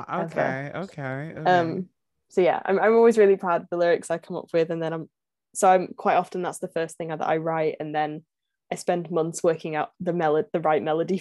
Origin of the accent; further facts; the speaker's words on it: North West England, United Kingdom; I'm from England, in the northwest of England.